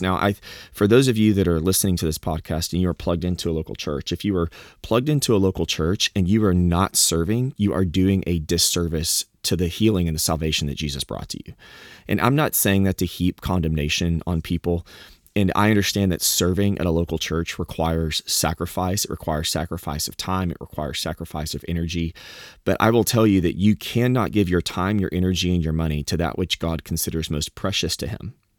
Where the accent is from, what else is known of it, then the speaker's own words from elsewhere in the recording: Southeast Texas, United States; moved away; also born or lived in Arkansas; I've lived growing up in the South and, you know, in, in Texas